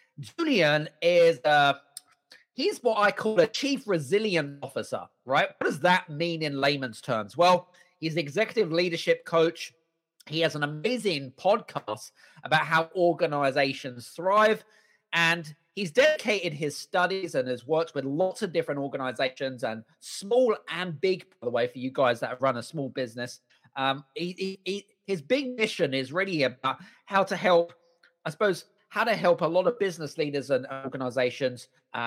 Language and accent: English; United Kingdom; And so it was kind of weird, like coming from a culture, like being British, you're kind of not used to seeing that, right?